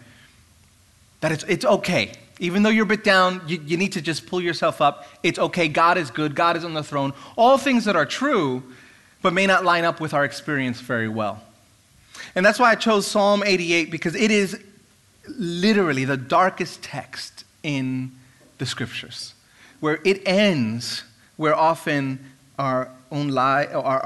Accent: New York City, New York, United States; moved away as an adult; now in United Kingdom; growing up in Brooklyn, in the church that I went

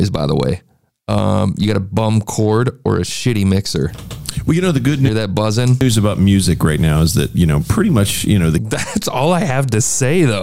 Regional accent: Bucyrus, Ohio, United States; I'm from Bucyrus, which is

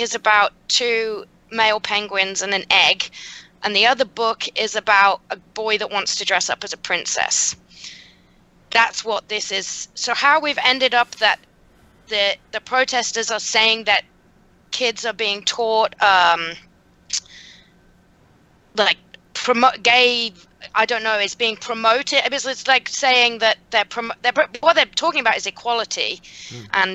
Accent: Birmingham, West Midlands, United Kingdom; moved away as an adult; now in United States; I grew up in Moseley, which is like the next little suburb over.

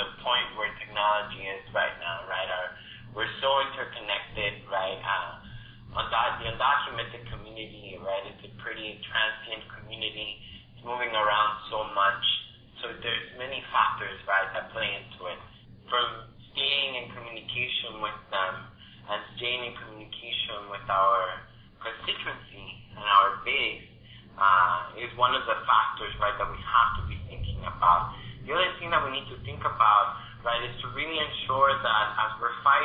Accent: Texas, United States; I grew up in Texas

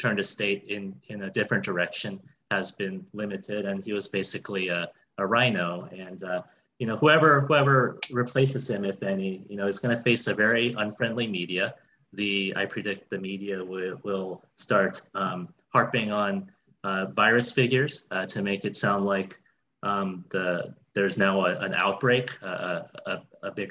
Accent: California, United States; as a Californian

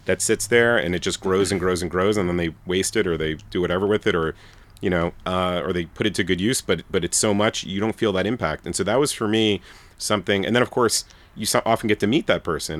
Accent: New York City, New York, United States; I'm from Brooklyn, Bensonhurst, Brooklyn

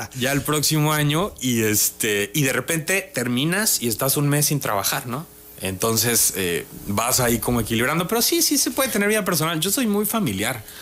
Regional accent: Tabasco, Mexico; moved away as an adult; now in Mexico City, Mexico; Yo a donde quiera que voy digo que soy tabasqueño.

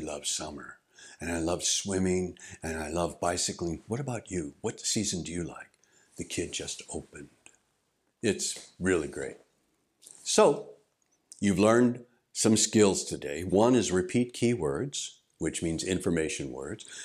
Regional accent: St. Louis, Missouri, United States; moved away as an adult; also born or lived in Albuquerque, New Mexico; now in Japan; I grew up in Saint Louis, Missouri

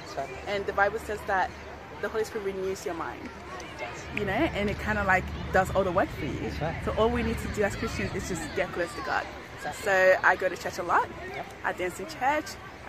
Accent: Togo; also born or lived in Ghana; I was born in Ghana, but I'm actually from Togo. Because my friends are from Togo, so I'm Togolese.

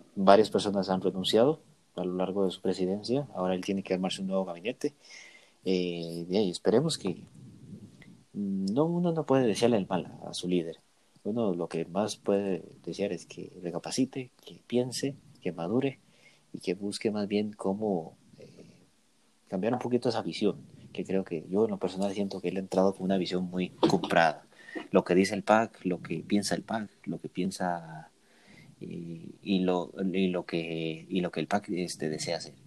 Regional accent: Costa Rica; nos hemos caracterizado como costarricenses de ser unas personas de paz

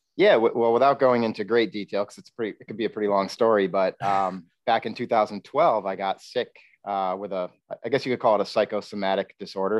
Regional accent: Queensbury, New York, United States; I'm originally from Queensbury, uh, New York

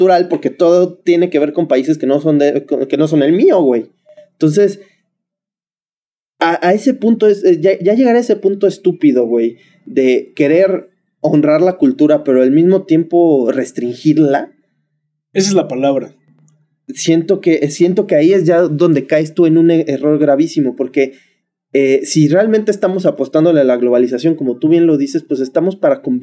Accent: Mexico; Sí, soy mexicano.

